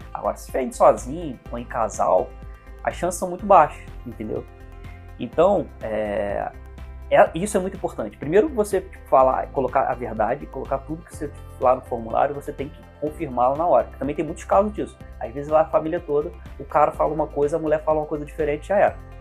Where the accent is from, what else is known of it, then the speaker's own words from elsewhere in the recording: Teresópolis, Rio de Janeiro, Brazil; eu sou de Teresópolis, uma cidade serrana, eu fiz tudo em, eh, no Rio de Janeiro, capital